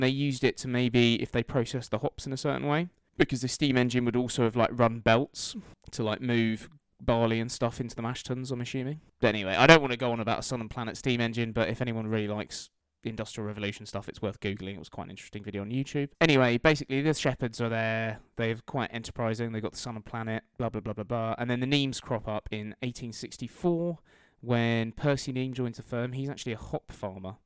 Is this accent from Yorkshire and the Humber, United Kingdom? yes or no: no; Kent, South East England, United Kingdom; we're from kent